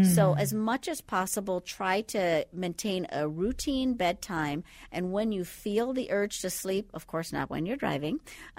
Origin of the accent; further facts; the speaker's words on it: Andros, Bahamas; Well, I'm from the Bahamas. You can't quite tell by the accent right now, but originally from the Bahamas. So Andros is actually the largest island in the Bahamas, and I happen to be from that island.